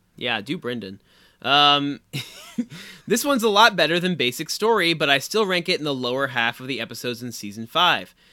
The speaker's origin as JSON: {"language": "English", "town": "Anderson", "region": "Indiana", "country": "United States", "tie": "born or raised there", "moved": "yes", "said": "our own hometown mascot"}